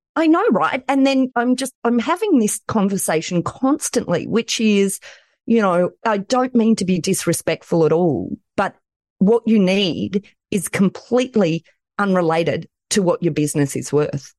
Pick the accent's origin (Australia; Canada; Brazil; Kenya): Australia; accent: Aussie; I'm in Australia